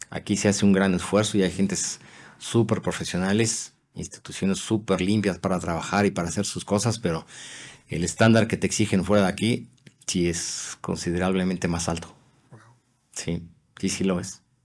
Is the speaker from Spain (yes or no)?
no; Mexico; moved away as an adult